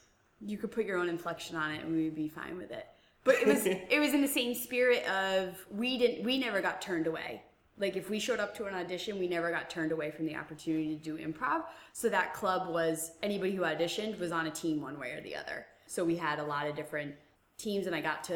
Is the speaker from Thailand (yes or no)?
no; Middletown, Rhode Island, United States; I'm from Rhode Island. I'm from Middletown